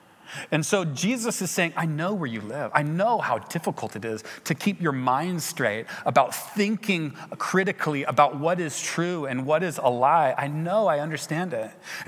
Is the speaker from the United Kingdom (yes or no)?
yes; England, United Kingdom; went back to England and realized that, whoa, I have to be a missionary in my home country as well